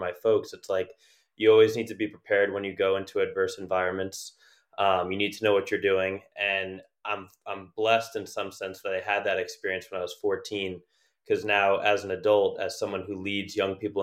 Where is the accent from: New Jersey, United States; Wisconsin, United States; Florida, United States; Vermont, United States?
New Jersey, United States; born or raised there